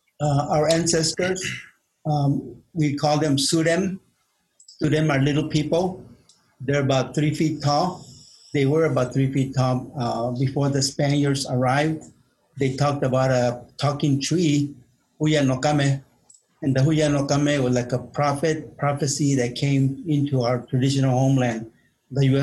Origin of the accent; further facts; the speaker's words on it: Marana, Arizona, United States; I'm from Marana, Arizona. Buen Pueblo. And I've lived there all my life, and that's my home.